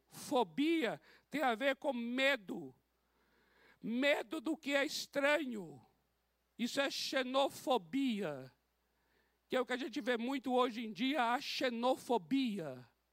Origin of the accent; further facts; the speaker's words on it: Bahia, Brazil; moved away; Lá na Bahia, de onde eu vim, nós tínhamos a despensa